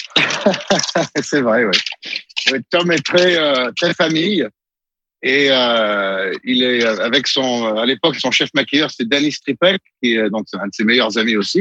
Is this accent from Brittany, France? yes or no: no; Montluçon, Auvergne-Rhône-Alpes, France; moved away; ma ville natale. Euh, Audrey Tautou est originaire de la même région que moi et nous sommes allés au même lycée